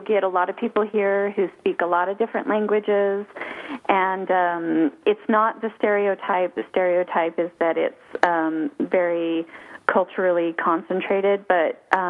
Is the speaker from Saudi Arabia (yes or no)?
yes; Saudi Arabia; moved away; also born or lived in Arizona, United States / Colorado, United States; I was born in Arizona, and I moved to Saudi Arabia in the 70s, and that's where I grew up.